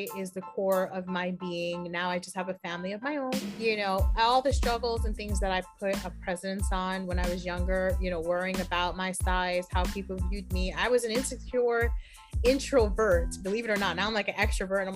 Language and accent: English; New York City, New York, United States; moved away as an adult; also born or lived in Inwood, New York City / Harlem, New York City; now in Westchester, United States; I was born and raised in Washington Heights, uptown